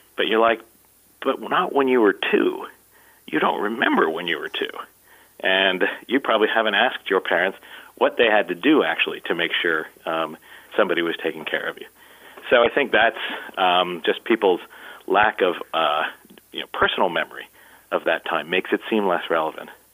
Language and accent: English; Columbus, Ohio, United States; my hometown, uh, which is Columbus, Ohio